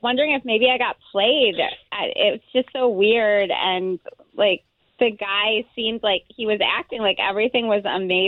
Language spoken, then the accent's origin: English; Sanford, Florida, United States; I'm from Sanford